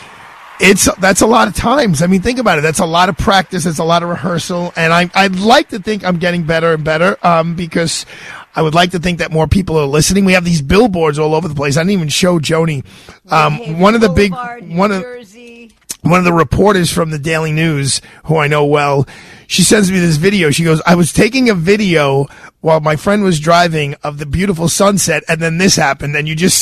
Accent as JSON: {"language": "English", "town": "New York City", "region": "New York", "country": "United States", "tie": "born or raised there", "said": "I grew up in Bay Ridge, Brooklyn"}